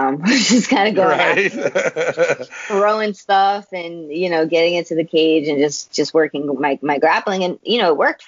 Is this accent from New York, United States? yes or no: yes; New York City, New York, United States; now in Long Island, United States; I was born and raised in Queens